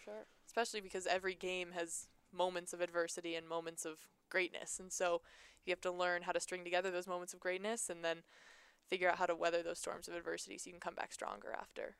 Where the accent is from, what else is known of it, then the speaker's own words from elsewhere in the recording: Seattle, Washington, United States; moved away; I was from Seattle, played there